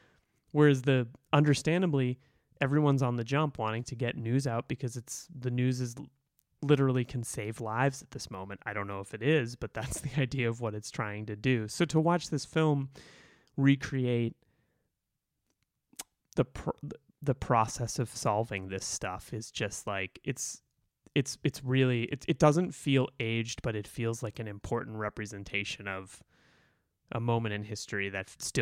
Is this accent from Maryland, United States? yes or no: no; Boston, Massachusetts, United States; I grew up in Boston. I grew up Irish Catholic.